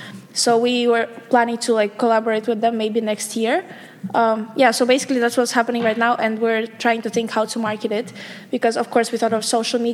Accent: Kazakhstan; moved away as an adult; now in Amsterdam, Netherlands; I'm from Kazakhstan. So I study here for 2 years now at UVA

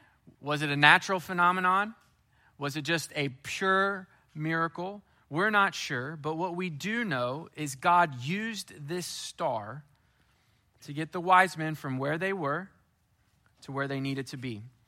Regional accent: Springfield, Missouri, United States; now in Houston, United States; my hometown of Springfield, Missouri

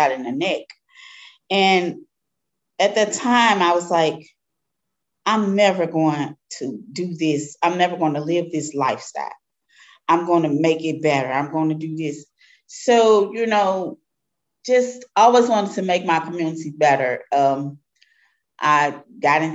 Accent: Darst-Webbe Housing Project, 14th and Lafayette, Missouri, United States; I grew up in Doris Webby Housing Project. It's on 14th and Lafayette, near downtown area.

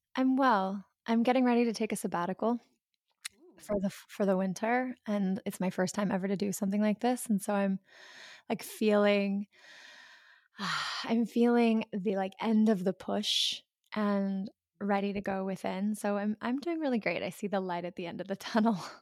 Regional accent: the South, United States; I grew up in the South

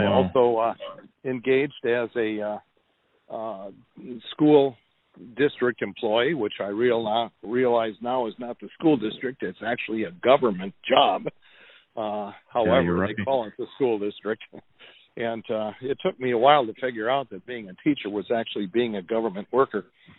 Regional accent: Wisconsin, United States; now in Alaska, United States; So I came in 1978 up from Wisconsin, bought a one-way plane ticket. It was my first airplane ride ever.

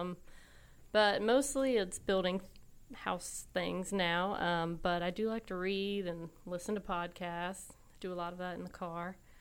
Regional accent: Raleigh, North Carolina, United States; also born or lived in Wilmington, North Carolina; I was born and raised basically here in Raleigh

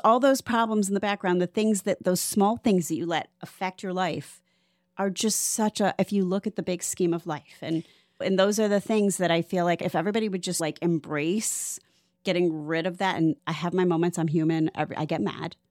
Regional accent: Cleveland, Ohio, United States; moved away as an adult; now in Florida, United States; I'm from Cleveland, which is why I came here t, at twenty-five

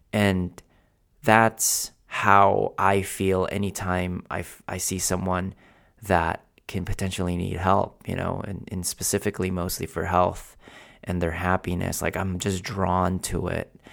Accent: Philippines; now in United States; I was born in Philippines, where um, literally my house was the size of my office, and the the house that I that I lived in literally was one of those stilts

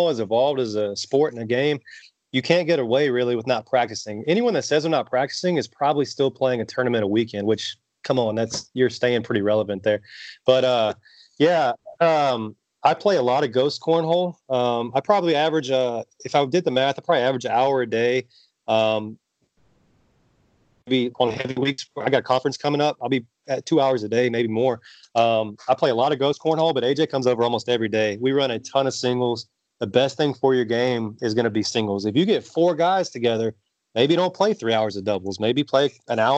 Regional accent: College Station, Texas, United States; my hometown of College Station, Texas

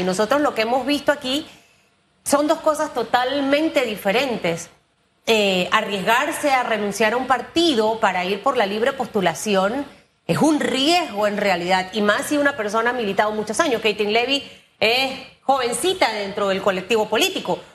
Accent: Panama; yo siendo panameña

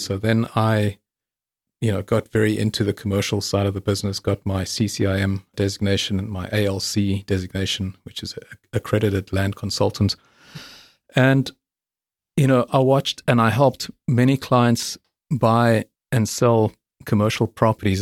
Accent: South Africa; moved away as an adult; also born or lived in England; I'm South African

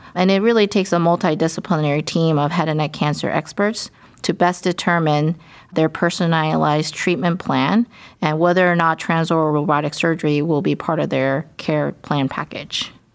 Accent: Dallas, Texas, United States; moved away as an adult; also born or lived in Durham, North Carolina / Pittsburgh, Pennsylvania / Baltimore, Maryland / Houston, Texas; now in Cleveland, United States; I'm from Dallas, Texas, but I have been in many places for my medical and ch-, surgical training

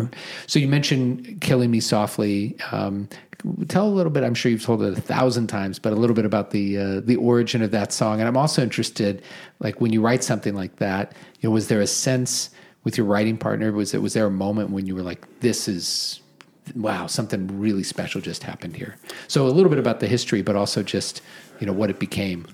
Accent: Omaha, Nebraska, United States; I grew up in Omaha in the 1970s

